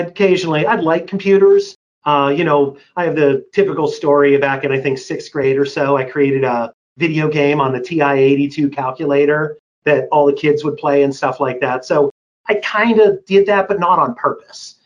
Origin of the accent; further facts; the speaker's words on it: Pittsburgh, Pennsylvania, United States; I was born and raised in Pittsburgh, Pennsylvania.